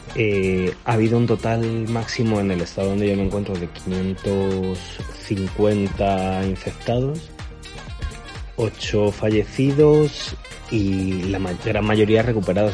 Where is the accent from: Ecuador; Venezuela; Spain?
Spain; moved away; yo digo que soy español